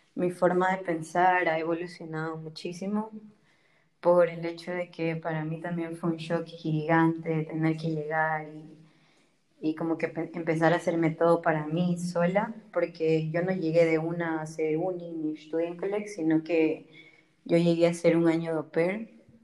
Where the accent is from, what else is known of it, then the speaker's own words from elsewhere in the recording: Ecuador; moved away as an adult; also born or lived in Germany; now in Marburg, Germany; vengo de Ecuador, tengo 22 años y estudio biología en Marburg y vivo en Alemania ya hace cuatro años